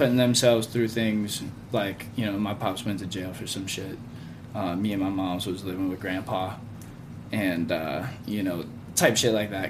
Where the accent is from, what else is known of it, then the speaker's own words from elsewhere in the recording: Wheat Ridge, Colorado, United States; I grew up in Wheat Ridge, went to Wheat Ridge High School